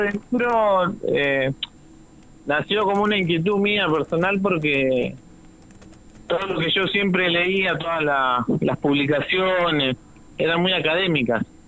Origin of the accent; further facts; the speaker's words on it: Buenos Aires, Argentina; now in Chubut, Argentina; yo soy de Buenos Aires, de chico siempre tuvimos huertas